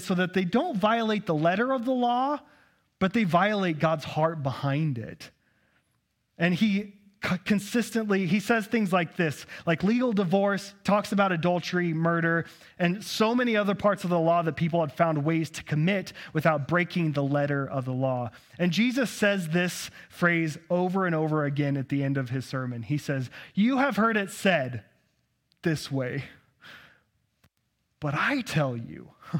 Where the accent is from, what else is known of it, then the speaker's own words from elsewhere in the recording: Texas, United States; accent: Texas; Texans don't have a problem interpreting text like this, but all you Northwesterners do, because my Texas accent's pretty good, right?